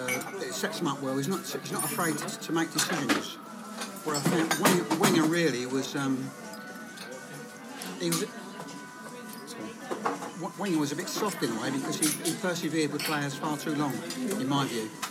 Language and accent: English; Bexley, London, United Kingdom; I'm from Bexley in Kent